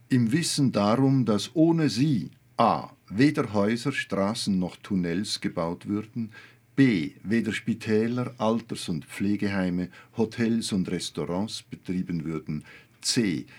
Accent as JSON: {"language": "German", "town": "Olten", "region": "Solothurn", "country": "Switzerland", "said": "ich komme aus Olten, einer Kleinstadt, 20.000 Einwohner"}